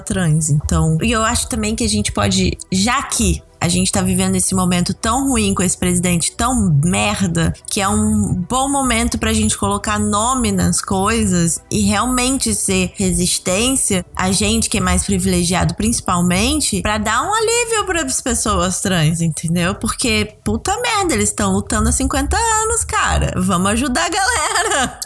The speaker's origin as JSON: {"language": "Portuguese", "region": "Rio de Janeiro", "country": "Brazil", "said": "Eu sou do Rio"}